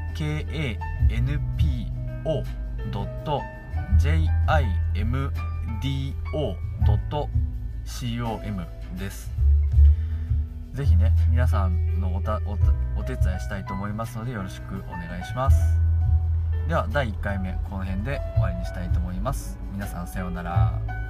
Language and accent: Japanese; Gunma, Japan; moved away as an adult; 群馬に、あー、地元に帰ってきて